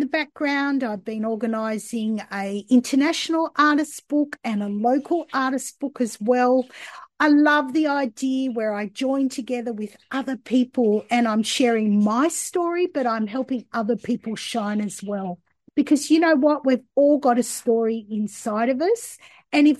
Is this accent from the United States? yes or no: no; Australia; I grew up here in Australia